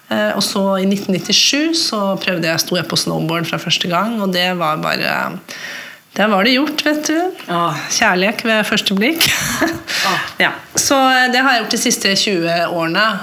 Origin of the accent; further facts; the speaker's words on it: Mo i Rana, Nordland, Norway; med å si at jeg er halvt norsk og halvt svensk. min mamma kommer fra Haslesund ved Smøgen. Så har jeg vokst opp på en bondegård eh, oppe i nord, nord, i Mo i Rana.